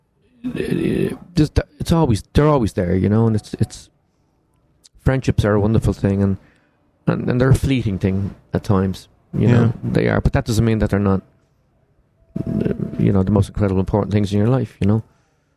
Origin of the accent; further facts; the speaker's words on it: Ireland; moved away; also born or lived in London; We grew up together in Ireland. And I moved to London